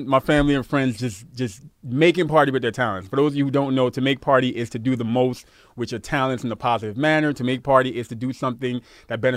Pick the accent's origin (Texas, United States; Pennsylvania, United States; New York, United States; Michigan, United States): New York, United States; New York City; Growing up in Brooklyn